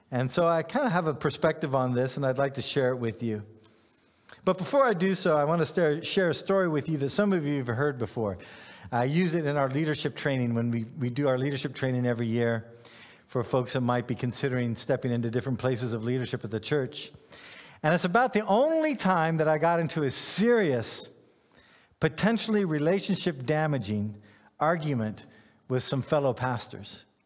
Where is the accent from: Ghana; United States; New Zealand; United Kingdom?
Ghana; I grew up in, in West Africa. I grew up in Ghana. I had pineapples growing in my yard.